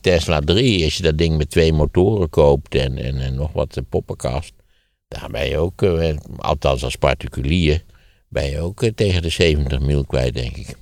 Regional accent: Wageningen, Gelderland, Netherlands; in Wageningen, waar ik opgegroeid ben

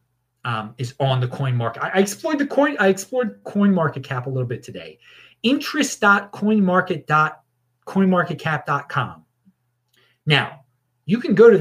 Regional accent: United States

